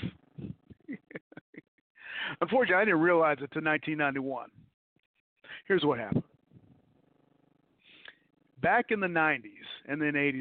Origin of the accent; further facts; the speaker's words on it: Detroit, Michigan, United States; moved away; also born or lived in Cobb County, Georgia; I'm from Detroit, Michigan. I'm from the Jeffries Projects.